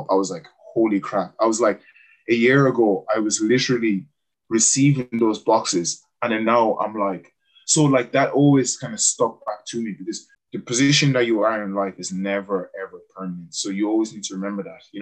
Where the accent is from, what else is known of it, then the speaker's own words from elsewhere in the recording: Cameroon; moved away; remembering where I came from, you know, and when I went back to Cameroon, I just went to an orphanage in my hometown where I'm from.